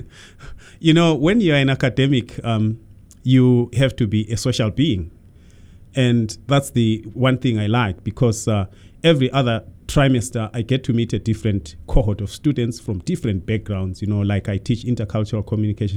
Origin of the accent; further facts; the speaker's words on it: Zimbabwe; moved away; I was born in Zimbabwe many, many centuries ago